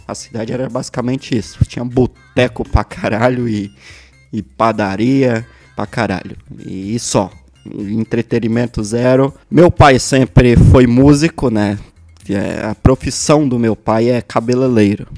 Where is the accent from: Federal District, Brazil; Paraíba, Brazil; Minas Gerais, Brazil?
Federal District, Brazil; Brasília; also born or lived in Santo Antônio do Descoberto, Goiás; eu nasci em Taguatinga Brasília, sou natural de Brasília